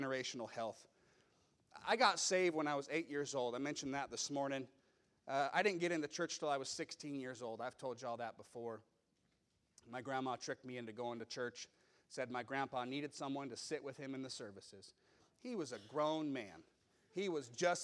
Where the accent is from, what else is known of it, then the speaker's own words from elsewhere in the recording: Meridian, Idaho, United States; I grew up in Meridian, and at that time it was a small town.